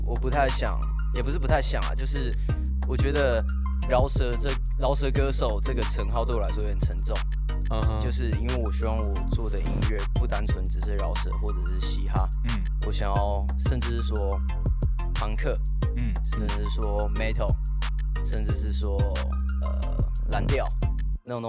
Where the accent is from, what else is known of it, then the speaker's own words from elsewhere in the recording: Taichung, Taiwan; 土生土长，从出生到现在都住在台中。